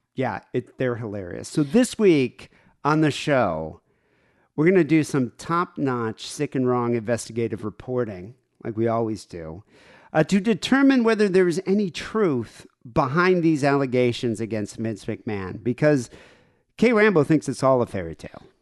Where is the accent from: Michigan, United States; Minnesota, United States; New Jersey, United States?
Michigan, United States; I grew up in Michigan